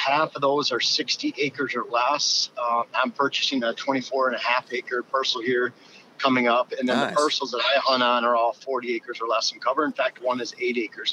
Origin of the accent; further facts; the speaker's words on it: Lower Michigan, United States; moved away as an adult; also born or lived in Upper Peninsula, Michigan; now in Wisconsin, United States; I grew up in Lower Michigan, first 27 28 years of my life there.